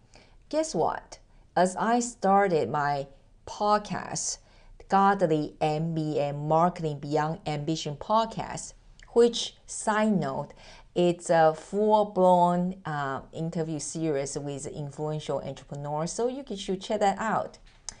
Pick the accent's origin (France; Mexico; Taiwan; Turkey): Taiwan; accent: mixture of American, British English, German, Japanese and Mandarin; English is a second language; moved away; As you can hear that I am originally from Taiwan, I'm Asian, and through the 18 years of relocation, my accent totally mess up.